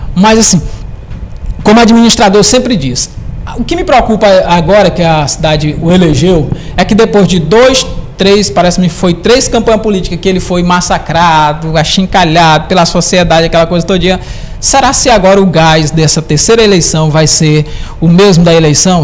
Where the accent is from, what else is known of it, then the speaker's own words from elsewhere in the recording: Presidente Dutra, Brazil; moved away; lá em Presidente Dutra